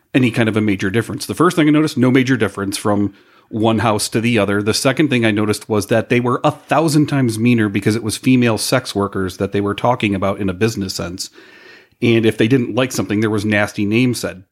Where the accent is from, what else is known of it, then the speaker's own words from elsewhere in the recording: Chicago, Illinois, United States; we're from Chicago